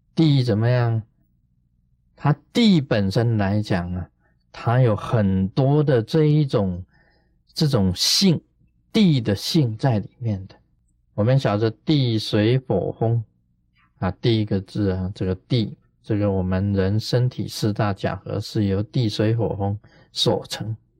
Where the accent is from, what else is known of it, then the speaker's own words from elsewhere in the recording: China; 我们中国人